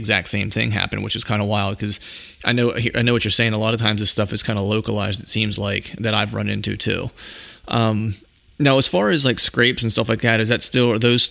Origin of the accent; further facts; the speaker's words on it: Pennsylvania, United States; reporting from my home state, the Keystone State, Pennsylvania